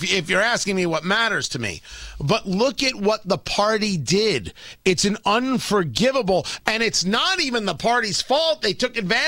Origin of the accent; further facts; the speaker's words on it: New Jersey, United States; I grew up in Jersey. That was Stern country